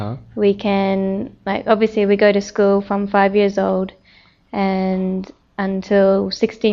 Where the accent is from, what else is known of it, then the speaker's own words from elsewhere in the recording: New Zealand; Growing up in New Zealand is very free.